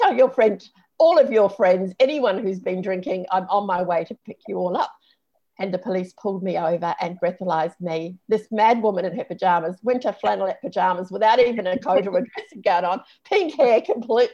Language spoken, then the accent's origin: English; New Zealand; moved away; a friend that I grew up with in New Zealand